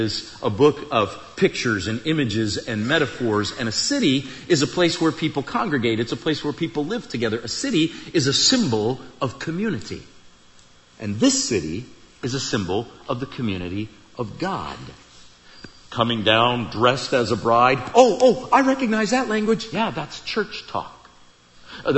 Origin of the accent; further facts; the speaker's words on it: Iowa, United States; I grew up in Iowa, out in the country. I'm a country kid, rural